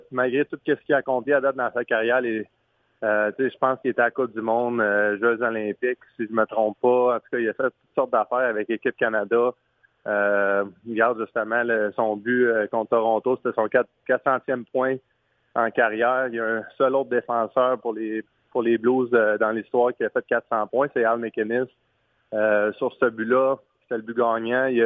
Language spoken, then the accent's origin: French; France; vu que je, vu que je suis un Français, on a bien du fun avec ça.